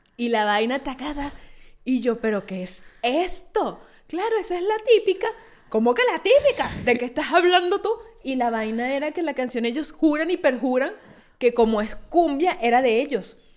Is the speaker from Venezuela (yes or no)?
yes; Venezuela; now in Italy